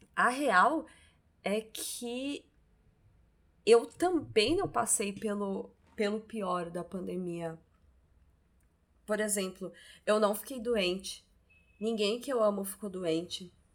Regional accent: Santos, São Paulo, Brazil; eu tô em Santos. Nós somos de Santos e eu não me imaginava voltando a morar em Santos

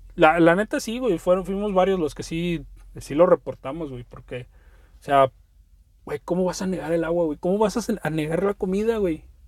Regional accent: Veracruz, Mexico; also born or lived in Poza Rica; Veracruz, la zona de donde soy

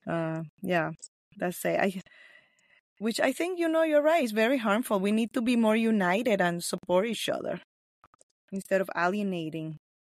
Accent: Nicaragua; first language Spanish; English is a second language; moved away; also born or lived in Los Angeles; I'm from Nicaragua. So that's where I was born.

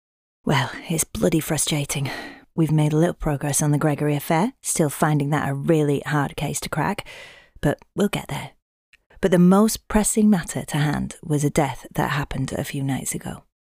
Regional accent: Yorkshire and the Humber, United Kingdom; accent: Yorkshire; I can sing without my Yorkshire accent too.

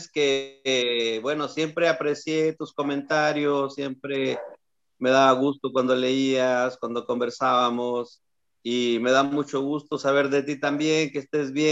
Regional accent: Pinto, Ñuble, Chile; Soy de Pinto, Pinto, Chile.

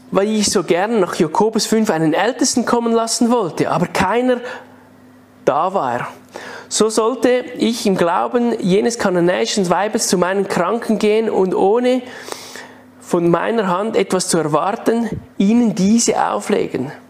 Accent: Switzerland; Die haben Zürich nicht gekannt, aber sie haben gesagt, kennst du Männendorf als Schweizer? Und ich so, ja, Männendorf kenne ich auch. Das ist ja gerade da hinten.

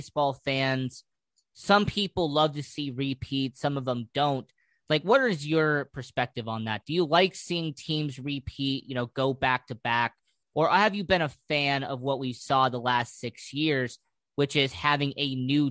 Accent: Las Vegas, Nevada, United States; I'm from Las Vegas

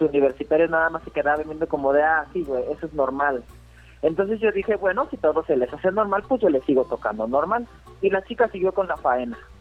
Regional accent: Querétaro, Mexico; soy de aquí de Querétaro

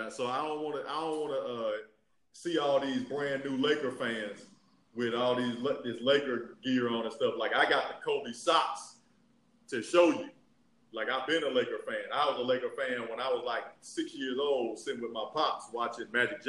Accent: Yemen; I'm from Yemen.

